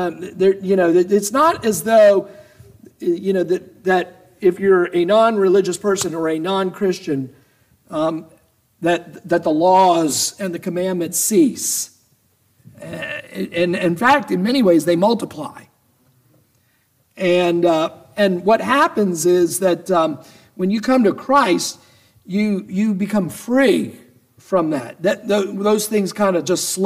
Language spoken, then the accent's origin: English; Atlanta, Georgia, United States; I grew up in Atlanta